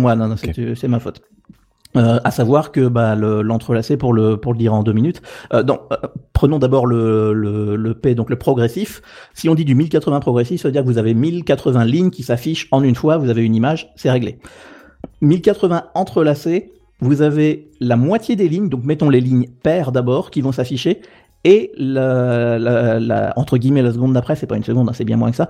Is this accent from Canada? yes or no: no; Normandy, France; moved away; also born or lived in Paris; je suis français de Normandie